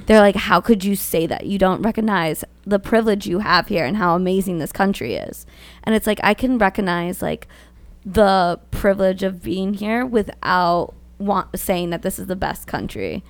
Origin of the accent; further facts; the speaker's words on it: Long Island, New York, United States; I'm from Long Island